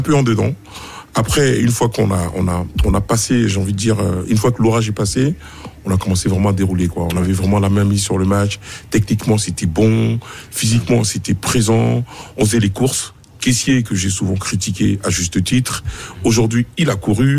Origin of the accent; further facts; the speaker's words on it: Côte d’Ivoire; en tant qu'Ivoirien